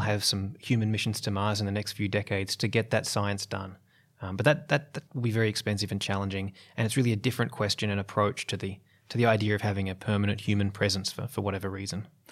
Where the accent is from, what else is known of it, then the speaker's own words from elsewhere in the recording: Australia; as an Australian